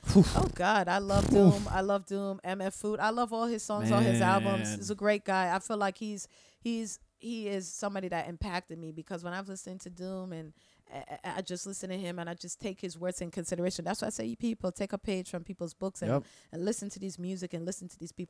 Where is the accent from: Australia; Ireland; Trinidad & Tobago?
Trinidad & Tobago; And I'm like, oh, I'm from Trinidad.